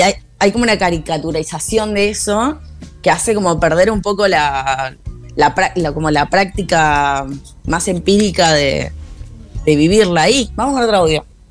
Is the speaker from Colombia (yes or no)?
no; Argentina; moved away; en mi país